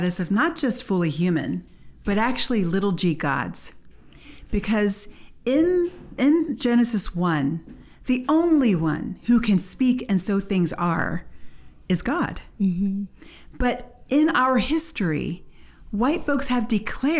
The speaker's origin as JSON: {"language": "English", "country": "United States", "said": "we are from America. We had our civil rights movement"}